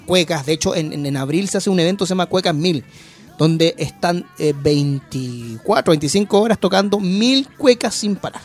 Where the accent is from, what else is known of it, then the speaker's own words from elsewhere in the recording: Antofagasta, Chile; also born or lived in Rancagua; now in Santiago, Chile; yo soy de Antofagasta